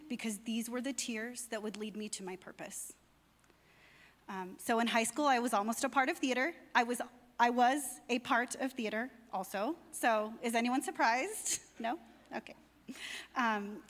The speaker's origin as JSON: {"language": "English", "area": "near Palm Springs", "region": "California", "country": "United States", "tie": "born or raised there", "said": "I was raised Roman Catholic near Palm Springs, California"}